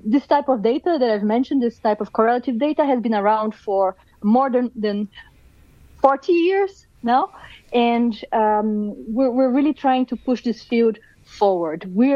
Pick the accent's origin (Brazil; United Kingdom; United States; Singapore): Brazil; accent: Brazilian; moved away; I'm born and raised in Brazil